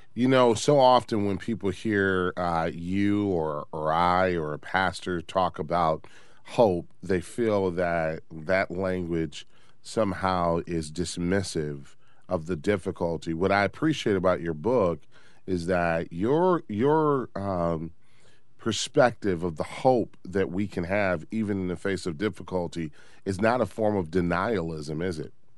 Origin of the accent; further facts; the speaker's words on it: Detroit, Michigan, United States; I grew up in Detroit, the Motor City